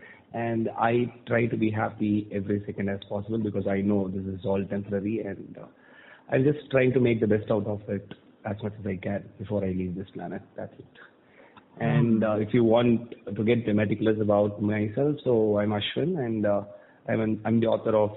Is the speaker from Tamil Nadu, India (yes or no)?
yes; Thoothukudi, Tamil Nadu, India; moved away as an adult; also born or lived in Chennai; I was born and brought up in Tuticorin, which is a city in South Tamil Nadu